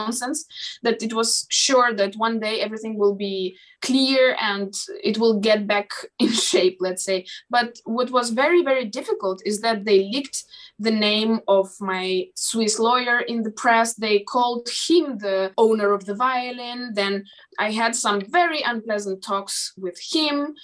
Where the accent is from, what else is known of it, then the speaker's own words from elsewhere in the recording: Moldova; first language Moldavian; English is a second language; in my native language, in Moldavian